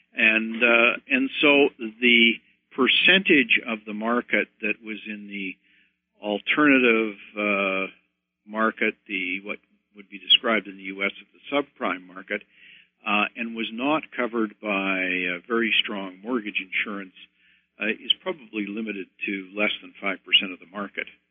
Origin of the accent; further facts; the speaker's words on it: Canada; As a Canadian